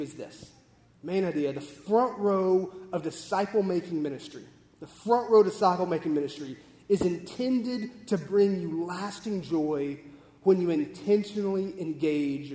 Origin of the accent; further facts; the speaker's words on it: Texas, United States; We grew up in Texas